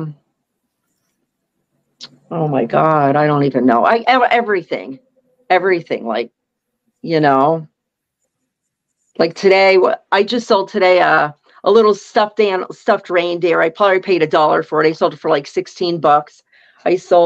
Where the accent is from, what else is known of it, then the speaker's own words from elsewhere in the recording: Pennsylvania, United States; I'm from Pennsylvania.